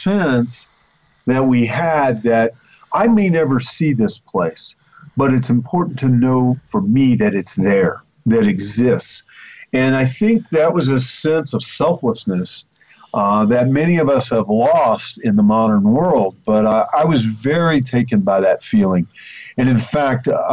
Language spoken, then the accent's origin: English; New York City, New York, United States; Growing up in the heart of Manhattan in the shadow of the Empire State Building